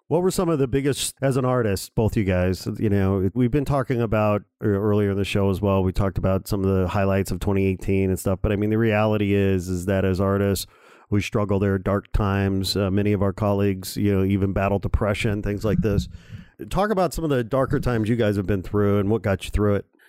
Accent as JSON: {"language": "English", "town": "Gary", "region": "Indiana", "country": "United States", "tie": "born or raised there", "said": "I was born in Gary, Indiana"}